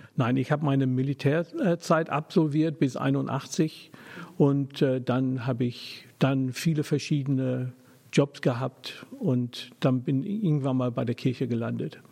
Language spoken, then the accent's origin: German; England, United Kingdom; German is a second language; moved away as an adult; also born or lived in Germany; now in Hamburg, Germany; ich bin geborener Engländer ja, ich bin nicht nur Brite, ich bin Engländer